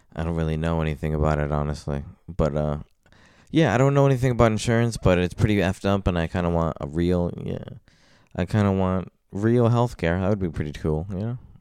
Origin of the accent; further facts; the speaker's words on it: Paterson, New Jersey, United States; I come from Patterson.